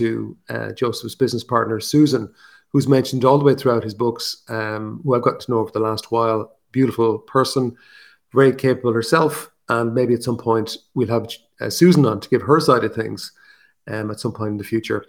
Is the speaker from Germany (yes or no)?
no; Ireland; accent: Irish; my Irish accent